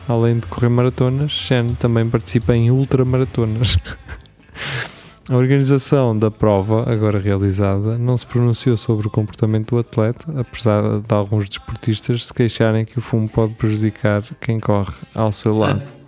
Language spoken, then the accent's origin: Portuguese; Portugal; nós portugueses